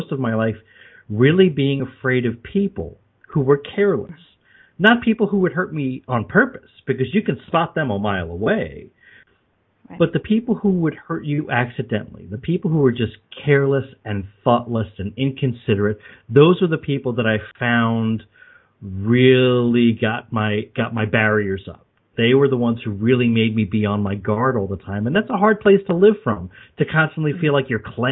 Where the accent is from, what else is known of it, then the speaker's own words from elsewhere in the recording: Long Island, New York, United States; also born or lived in Brooklyn, New York; I was born in Brooklyn, raised on Long Island.